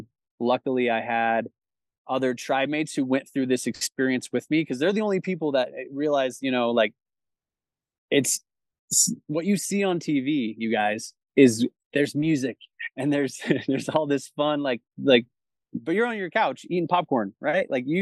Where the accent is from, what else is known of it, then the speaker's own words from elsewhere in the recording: Chandler, Arizona, United States; So I grew up in South Chandler, like Queen Creek, at the foot of the Santan Mountains down there.